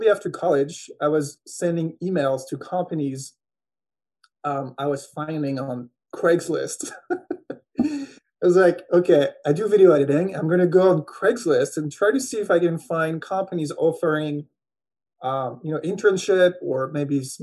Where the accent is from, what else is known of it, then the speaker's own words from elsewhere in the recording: Angers, Pays de la Loire, France; English is a second language; moved away as an adult; also born or lived in Los Angeles, United States; now in Atlanta, United States; I'm actually from France. So I was born in France. Je parle français. I talk both languages. And so until I was 21, I was living in a medium town called Angers in France.